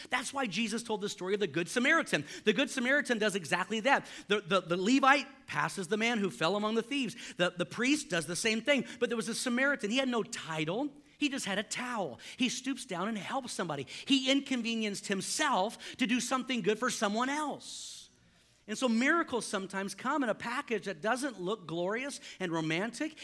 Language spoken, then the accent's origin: English; Houston, Texas, United States; I grew up in Houston.